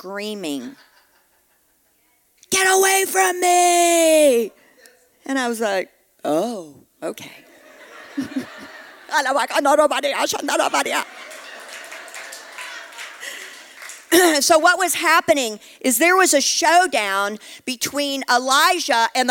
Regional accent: Texas, United States; I'm from Texas

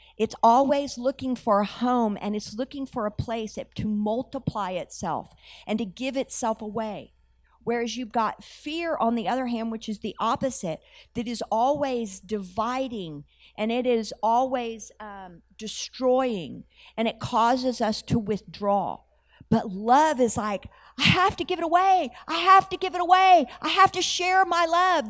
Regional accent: United States; I had an understanding as an American that Jesus was the Son of God.

